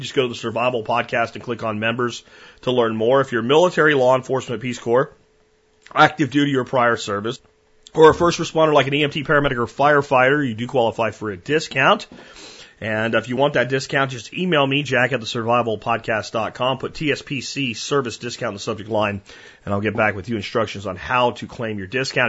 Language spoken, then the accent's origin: English; Pennsylvania mountains, United States; moved away; also born or lived in Florida; I grew up in the Pennsylvania mountains